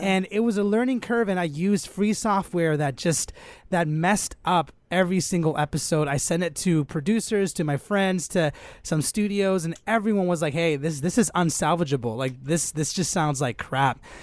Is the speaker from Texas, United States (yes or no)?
no; Los Angeles, California, United States; I grew up here in Los Angeles, born and raised